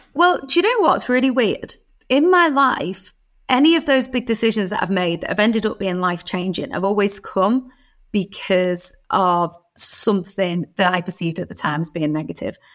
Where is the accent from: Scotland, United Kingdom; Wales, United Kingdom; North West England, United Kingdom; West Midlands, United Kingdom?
North West England, United Kingdom; Birkenhead; I was a, a little girl growing up in Birkenhead